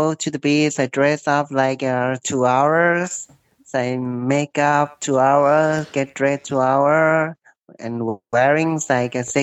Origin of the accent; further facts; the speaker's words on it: Northern Thailand, Thailand; English is a second language; moved away; also born or lived in Phuket; My hometown in the north is not so cold